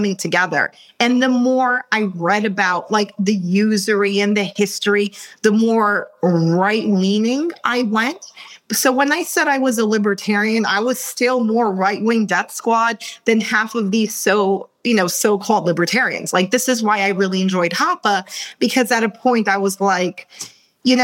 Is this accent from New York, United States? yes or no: yes; New York City, New York, United States; English is a second language; moved away as an adult; also born or lived in Russia; I came from New York